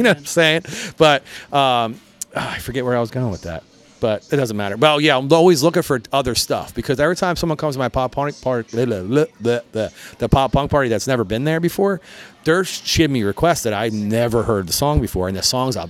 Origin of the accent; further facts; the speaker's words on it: Croydon, Pennsylvania, United States; also born or lived in Port Richmond, Philadelphia / Manayunk, Philadelphia; now in Philadelphia, United States; We grew up in Croydon. So like I grew up in Croydon until about 12 years ago. I moved to Manayunk.